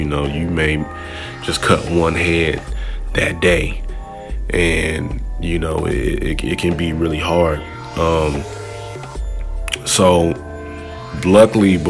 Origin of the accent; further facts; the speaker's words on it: St. Louis, Missouri, United States; moved away as an adult; now in Los Angeles, United States; I'm from St. Louis, Missouri. I moved out to LA almost 8 years ago